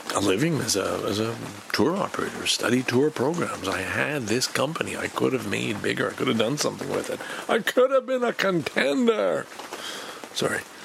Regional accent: Montreal, Quebec, Canada; I love growing up in Montreal.

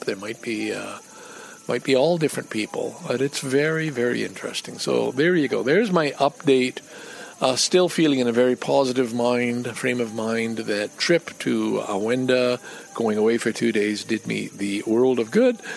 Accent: Montreal, Quebec, Canada; I grew up in Quebec

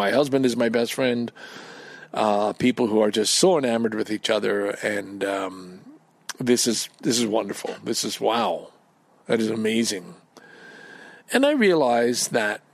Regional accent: Canada; I'm Canadian

